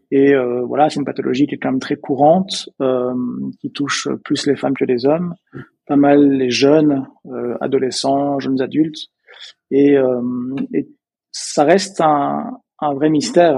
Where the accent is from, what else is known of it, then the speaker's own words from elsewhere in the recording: Belgium; accent: Belgian; peut-être que vous avez entendu euh, à mon accent, je suis belge. Euh, je viens d'une petite, d'un petit village à la base près de près de Bruxelles